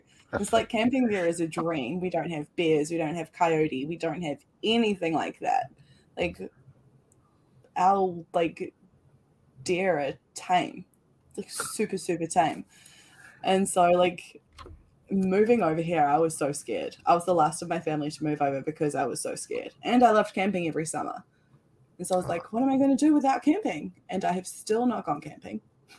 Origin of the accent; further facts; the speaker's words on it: New Zealand; because I'm from New Zealand. We have nothing that can kill you.